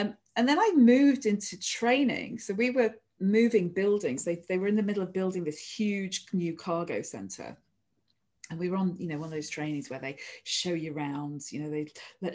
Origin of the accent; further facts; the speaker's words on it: near Manchester Airport, North West England, United Kingdom; I grew up near Manchester Airport